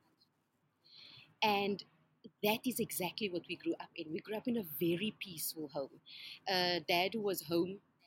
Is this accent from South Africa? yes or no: yes; Somerset West, Western Cape, South Africa; I grew up in Somerset West